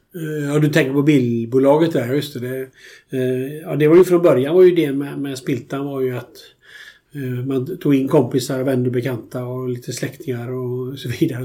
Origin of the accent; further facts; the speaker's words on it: Alingsås, Västra Götaland, Sweden; also born or lived in United States; Jag växte upp i Alingsås